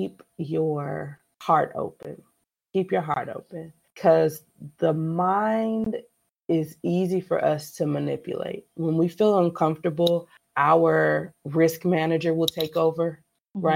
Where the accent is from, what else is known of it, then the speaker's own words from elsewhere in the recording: San Diego, California, United States; I grew up in California. I grew up in San Diego